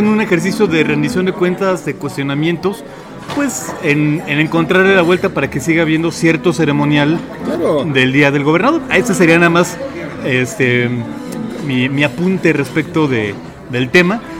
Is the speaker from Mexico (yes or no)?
yes; Mexico; seguimos siendo seguimos siendo mexicanos